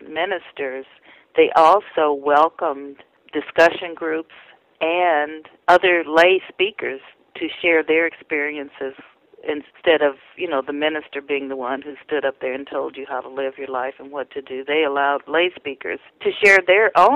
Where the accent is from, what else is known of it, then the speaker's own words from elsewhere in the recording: Indianapolis, Indiana, United States; my narrow community that I grew up in Indianapolis